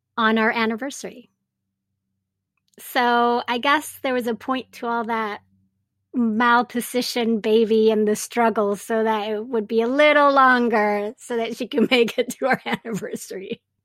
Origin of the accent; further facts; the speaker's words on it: Venezuela; moved away as an adult; also born or lived in Japan / Montreal, Canada; now in United States; I was raised in Venezuela and have all my Latinx roots